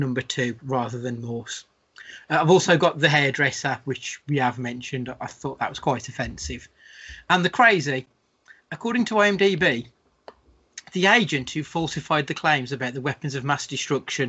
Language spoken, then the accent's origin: English; Scotland, United Kingdom; as a Scottish person, the Scottish people I know